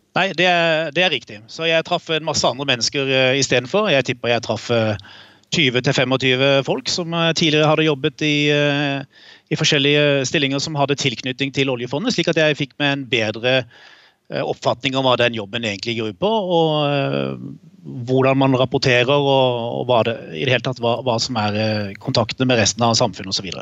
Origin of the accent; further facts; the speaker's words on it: Kristiansand, Agder, Norway; vi vokste jo opp i Kristiansand begge